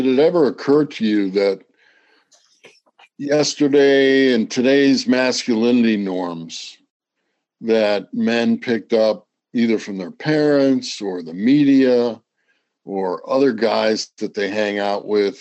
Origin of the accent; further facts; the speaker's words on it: Midwest, United States; moved away; I went to the Ohio State University, so I'm Midwestern as well.